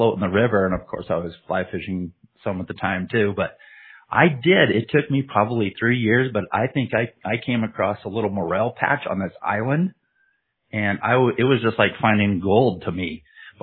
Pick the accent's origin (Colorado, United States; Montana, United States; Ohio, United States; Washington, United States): Montana, United States; I'm from Montana